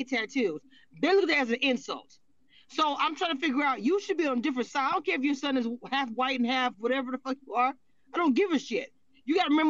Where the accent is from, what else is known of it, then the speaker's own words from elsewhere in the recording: Louisiana, United States; moved away; also born or lived in Texas; I am from Louisiana by way of Texas.